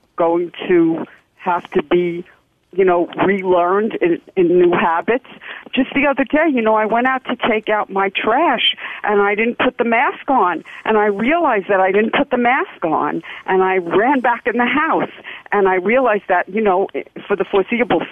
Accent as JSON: {"language": "English", "town": "New York City", "region": "New York", "country": "United States", "tie": "born or raised there", "said": "when I grew up in Brooklyn"}